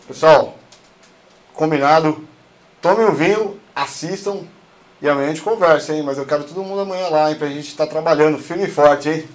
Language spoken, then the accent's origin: Portuguese; São Paulo, Brazil; sou lá da Zona Sul de São Paulo, cara sou lá da, da Zona Sul, sou lá da Vila Santa Catarina